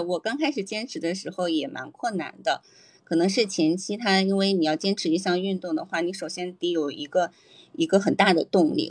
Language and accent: Chinese; Hebei, China; now in Shanghai, China; 我现在坐标上海，但是我是一个土生土长的，嗯，北方人，不是河北人。